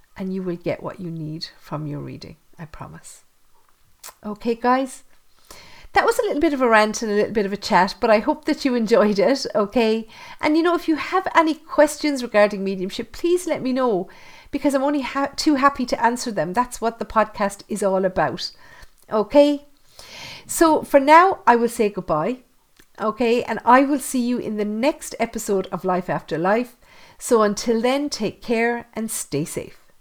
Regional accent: Thurles, Munster, Ireland; my hometown of Thurles

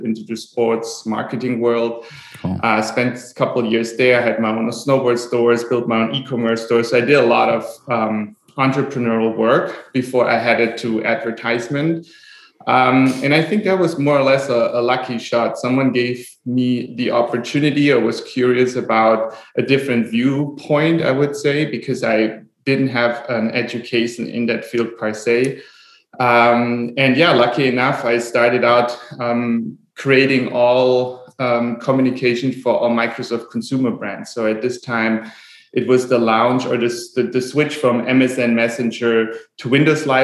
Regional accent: Germany; moved away as an adult; now in Maui, United States; I'm born and raised in Germany, today living in Hawaii, Maui.

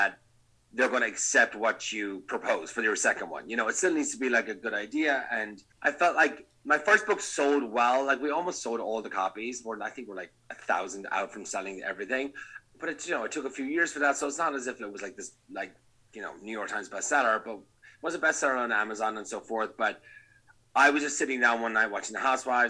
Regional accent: Ireland; moved away as an adult; also born or lived in Napa, United States; now in Los Angeles, United States; being Irish

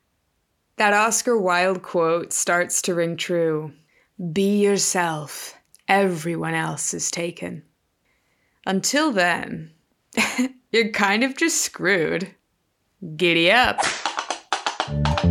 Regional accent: Laredo, Texas, United States; moved away as an adult; also born or lived in Dallas-Fort Worth, Texas; now in Spain; my hometown is Lerdo, Texas

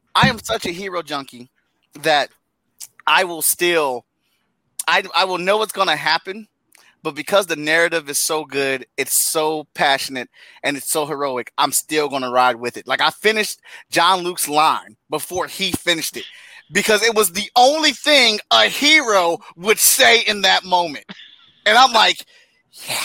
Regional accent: Cleveland, Ohio, United States; I grew up in Cleveland, Ohio.

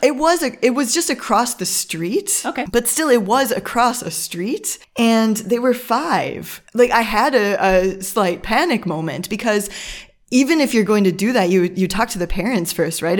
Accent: Midwest, United States; moved away as an adult; now in Germany; I'm from the United States, from a Midwest, uh, from a Midwest, Midwest suburb

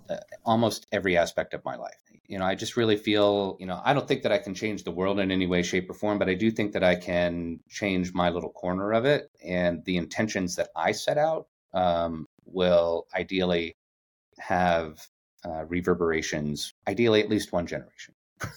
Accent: Yuma, Arizona, United States; I grew up in Yuma, Arizona, which is a very small town on the border of Arizona, California, and Mexico. And it's a military town

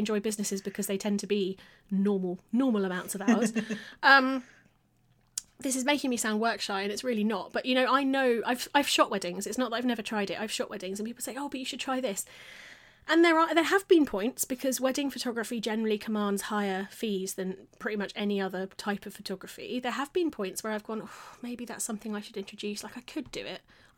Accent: England, United Kingdom; That's me being an English wanker

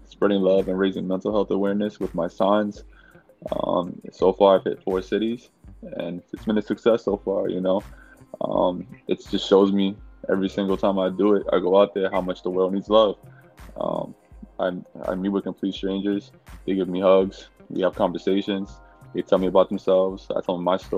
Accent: New York City, New York, United States; I was born and raised in New York City to Dominican. My parents were from Dominican Republic.

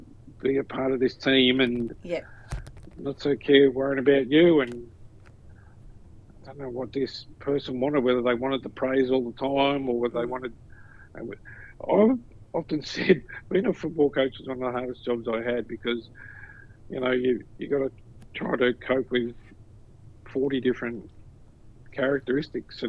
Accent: Newcastle, New South Wales, Australia; now in Melbourne, Australia; Newcastle born and bred

